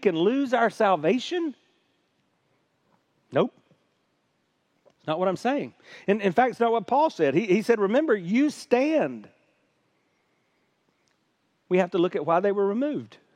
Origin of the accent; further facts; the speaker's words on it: Hartsville, South Carolina, United States; I grew up in South Carolina, the buckle of the Bible Belt, where cultural Christianity is king